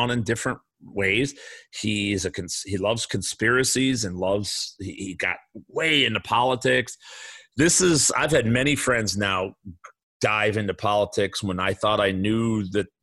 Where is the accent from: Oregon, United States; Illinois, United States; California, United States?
Illinois, United States; Chicago; I grew up in the South Side of Chicago